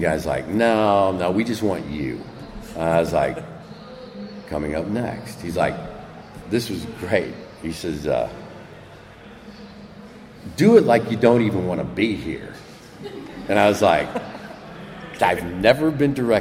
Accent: Midwest, United States; moved away; also born or lived in Marin; I grew up in the Midwest.

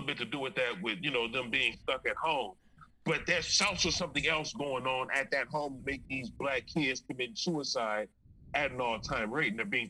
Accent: Los Angeles, California, United States; I'm from Venice, homie

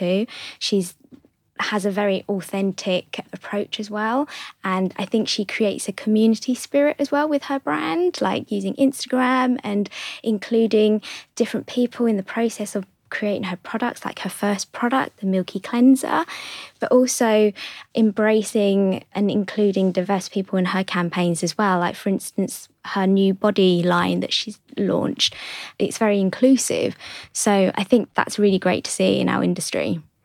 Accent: London, United Kingdom; my parents are from Hong Kong, but I was born in London

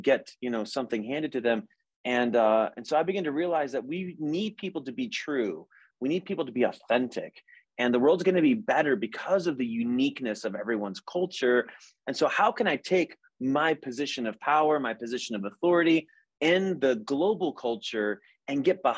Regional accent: United States; I didn't choose to be an American. I was born here

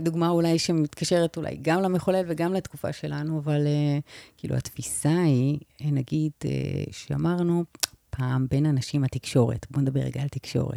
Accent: Israel; אני ישראלית ממוצעת

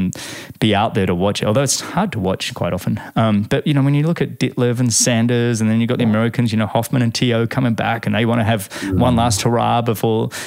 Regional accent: Australia; As an Australian

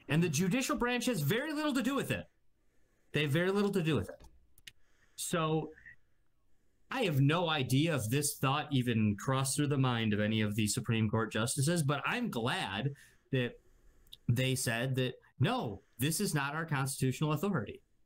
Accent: United States; as an American

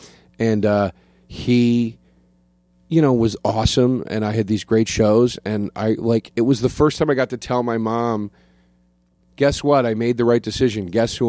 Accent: Collegeville, Pennsylvania, United States; now in New Jersey, United States; Pennsylvania. Outside of Philadelphia.

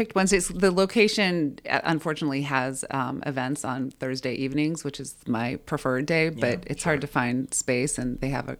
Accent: Chicago, Illinois, United States; and Mike Ditka used to live in my neighborhood during the Super Bowl Shuffle.

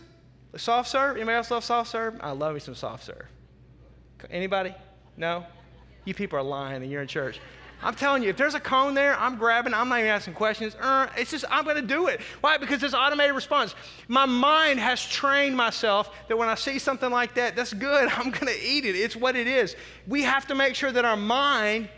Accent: the South, United States; I'm a kid from the South.

